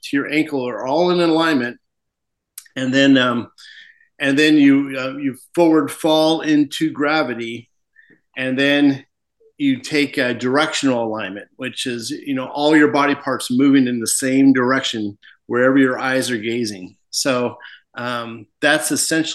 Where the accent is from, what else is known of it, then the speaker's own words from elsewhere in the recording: Spokane, Washington, United States; moved away as an adult; I grew up in Spokane.